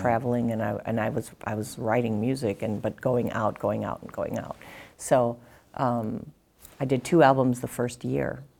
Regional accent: Kenosha, Wisconsin, United States; I was born in Kenosha, Wisconsin.

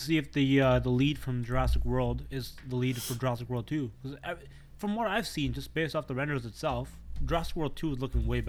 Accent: Canada; As a Canadian myself

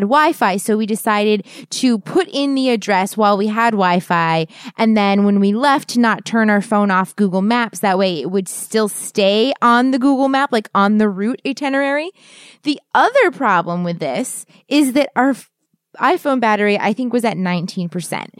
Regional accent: East Coast, United States; we're from the East Coast, so we have mountains, but they're not big

